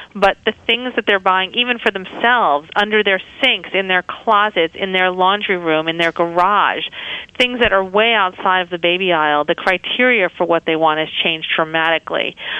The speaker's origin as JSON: {"language": "English", "region": "New York", "country": "United States", "tie": "born or raised there", "moved": "as an adult", "lives_now": "San Francisco, United States", "said": "I was born and raised in New York"}